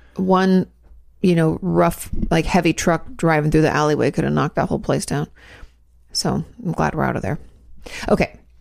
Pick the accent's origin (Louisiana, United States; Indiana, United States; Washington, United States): Washington, United States; Growing up in Washington State, we had floods a lot